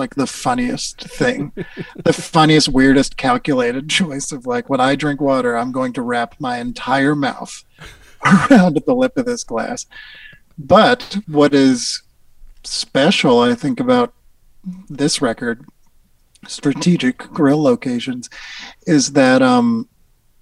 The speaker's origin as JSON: {"language": "English", "town": "Newton", "region": "Massachusetts", "country": "United States", "tie": "born or raised there", "said": "I grew up in Newton, Massachusetts"}